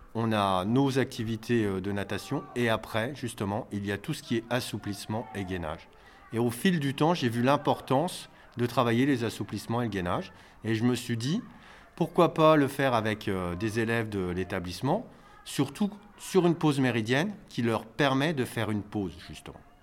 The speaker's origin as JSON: {"language": "French", "area": "Neuchâtel", "region": "Grand Est", "country": "France", "tie": "born or raised there", "also_born_or_lived": "Épinal / Nancy", "said": "j'ai fait mes études à Neuchâtel, puisque je suis originaire de Neuchâtel"}